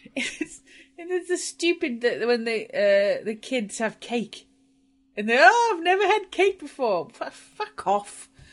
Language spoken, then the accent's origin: English; Welsh, Wales, United Kingdom; I'm Welsh